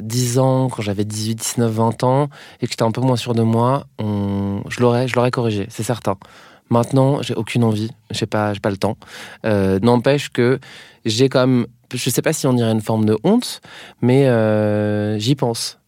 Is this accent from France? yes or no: yes; Brittany, France; accent: Breton; moved away; quand je rentre chez moi en Bretagne